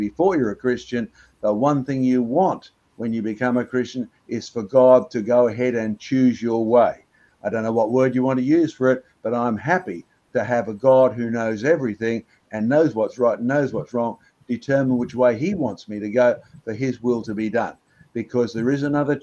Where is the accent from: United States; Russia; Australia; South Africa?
Australia; I was born in Australia